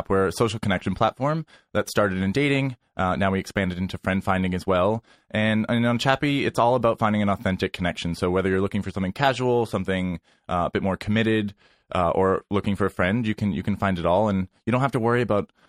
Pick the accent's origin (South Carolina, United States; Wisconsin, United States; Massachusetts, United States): Massachusetts, United States; Worcester; now in New York City, United States; I got rid of the accent a long, long time ago. You can probably catch it if I'm drinking